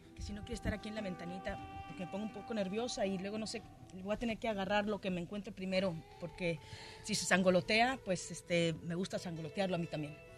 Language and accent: Spanish; Mexico; now in Los Angeles, United States; Yo siendo mexicana, viviendo acá en Los Ángeles desde hace tanto tiempo